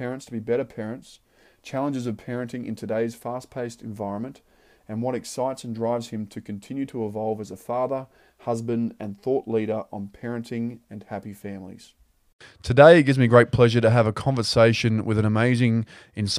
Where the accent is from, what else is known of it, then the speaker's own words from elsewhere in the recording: Brisbane, Queensland, Australia; I grew up in Brisbane